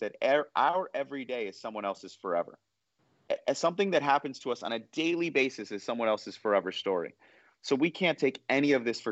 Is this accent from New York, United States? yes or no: yes; New York City, New York, United States; I was born in 1981 in New York City